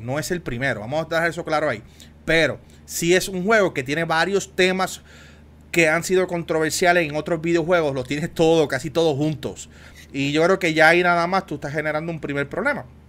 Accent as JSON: {"language": "Spanish", "country": "Puerto Rico", "said": "especialmente el área sur de Puerto Rico, donde yo soy, de Juanadía, de Ponce"}